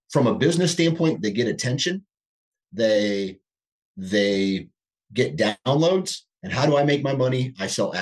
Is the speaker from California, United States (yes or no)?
no; Iowa, United States; born and raised in Iowa. I live in Iowa